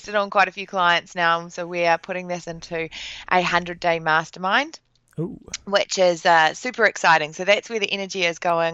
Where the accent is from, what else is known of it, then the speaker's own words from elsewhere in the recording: New Zealand; Basically, I'm from New Zealand